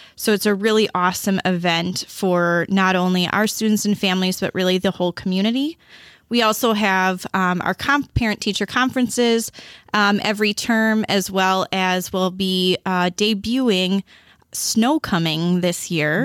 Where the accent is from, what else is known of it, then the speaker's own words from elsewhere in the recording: Beloit, Wisconsin, United States; I was born and raised in Beloit